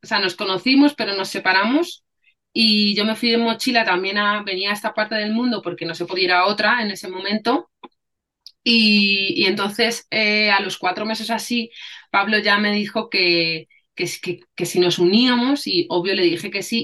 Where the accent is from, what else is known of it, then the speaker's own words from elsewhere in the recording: Spain; soy española y mi madre, o sea, mi padre es español y mi madre es africana.